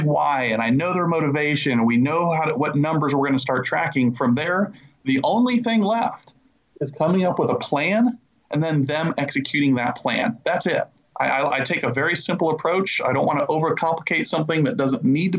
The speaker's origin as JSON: {"language": "English", "region": "Illinois", "country": "United States", "moved": "yes", "lives_now": "Charlotte, North Carolina, United States", "said": "I currently live in the Charlotte, North Carolina area, and I'm originally from Illinois"}